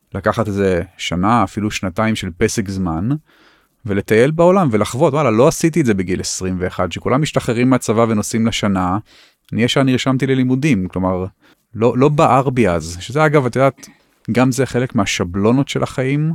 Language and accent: Hebrew; Tel Aviv, Tel Aviv District, Israel; אני חי בתל אביב, גם כי נולדתי בתל אביב